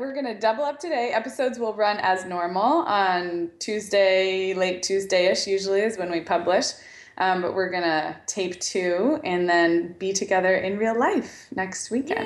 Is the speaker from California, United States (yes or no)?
yes; Santa Barbara, California, United States; I grew up in Santa Barbara, which is a little bit cooler than where I am now